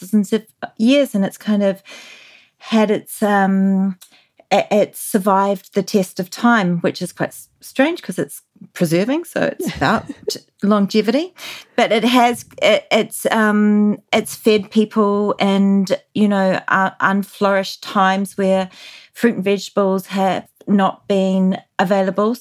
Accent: New Zealand; moved away; growing up in New Zealand in the 80s

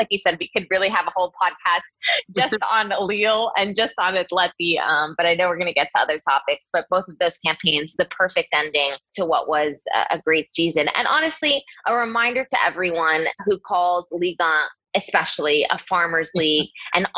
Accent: New Jersey, United States; I'm from New Jersey, born in New Jersey to Portuguese parents

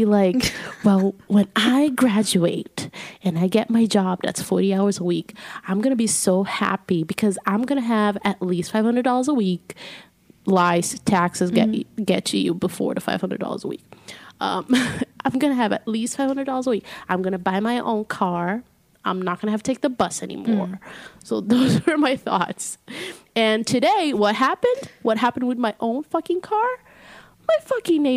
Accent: Belo Horizonte, Minas Gerais, Brazil; moved away; in my hometown, Belo Horizonte, you can take a bus, like, anywhere

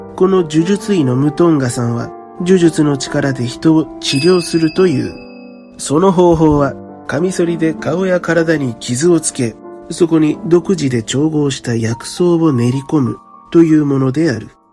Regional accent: Japan; 僕が安全な日本で生まれ育ったからなのかもしれないね

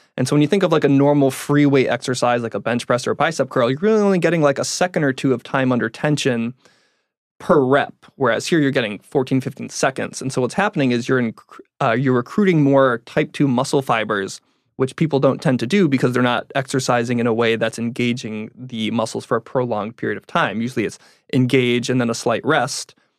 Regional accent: Connecticut, United States; moved away as an adult; now in San Diego, United States; I grew up in Connecticut. Uh, was there until I was about nineteen when I switched colleges and moved out here to San Diego

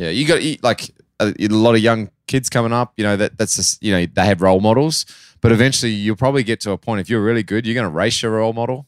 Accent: Australia; accent: Australian; moved away as an adult; also born or lived in New Zealand; now in United States; I lived a lot of my life in Australia. Um, I'm always a Kiwi, no matter what, but it's just, I grew up doing all my schooling there, basically

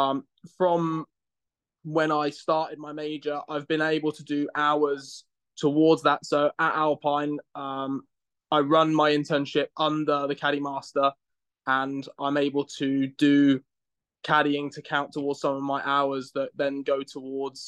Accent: Reading, South East England, United Kingdom; moved away as an adult; also born or lived in New Jersey, United States / Monroe, Louisiana, United States; now in United States; I'm from England. I'm from a small town, in the UK called Reading. I grew up there.

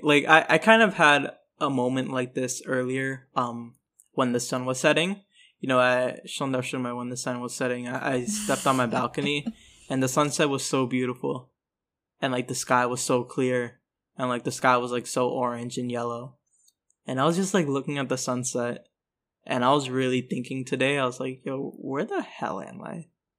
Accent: New York City, New York, United States; I am from New York City.

